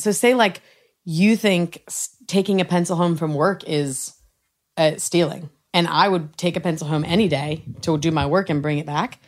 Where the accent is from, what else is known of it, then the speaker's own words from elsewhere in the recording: Austin, Texas, United States; moved away; We're from Austin, Texas